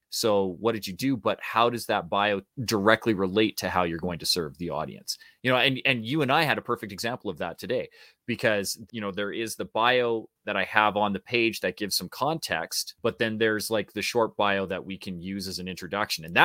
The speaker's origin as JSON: {"language": "English", "country": "Canada", "said": "because we're Canadian too."}